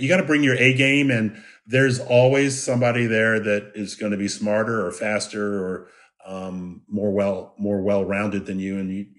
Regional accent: Washington, District of Columbia, United States; So I grew up in the Washington, D.C. area.

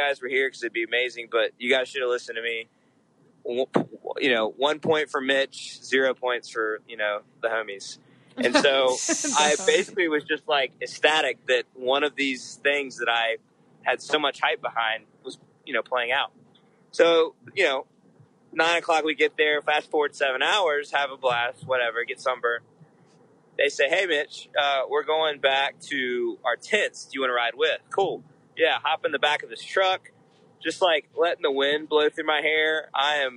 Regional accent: Charlotte, North Carolina, United States; I'm from Charlotte.

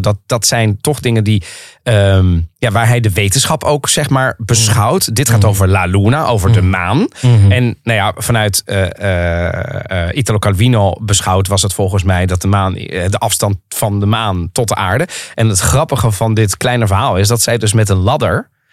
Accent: The Hague, South Holland, Netherlands; moved away as an adult; also born or lived in Rotterdam; now in Amsterdam, Netherlands; Ik ben geboren en getogen in Den Haag

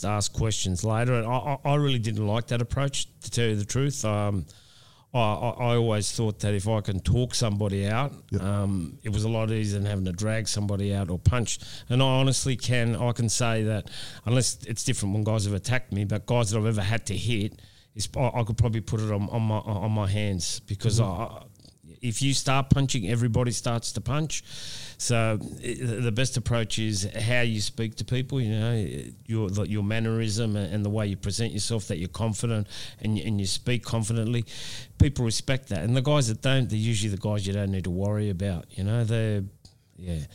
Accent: Australia; this is my hometown

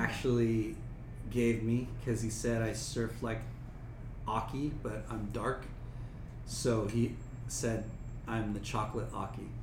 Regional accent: Long Beach, California, United States; I grew up in Long Beach

